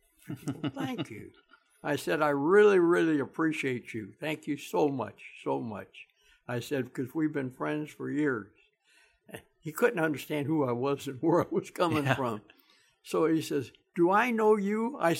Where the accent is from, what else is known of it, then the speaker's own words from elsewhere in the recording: Kansas City, Missouri, United States; I lived on Lawn, 119 North Lawn. I was born there November the 7th, 1927, at 7 o'clock in the morning, upstairs in the second floor